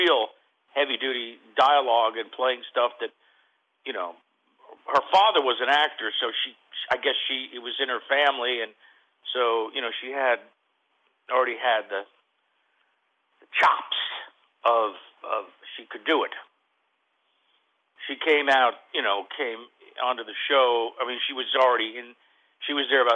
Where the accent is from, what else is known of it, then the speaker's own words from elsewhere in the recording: Fort Lauderdale, Florida, United States; moved away as an adult; also born or lived in New York / Hollywood; now in Los Angeles, United States; I grew up in Fort Lauderdale